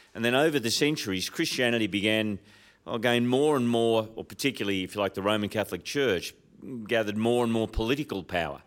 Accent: Sydney, New South Wales, Australia; I'm from Sydney

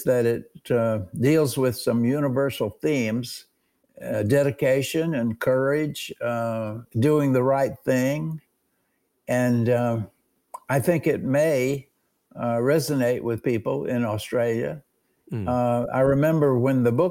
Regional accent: Alabama, United States; moved away as an adult; also born or lived in New York; we were both from Alabama

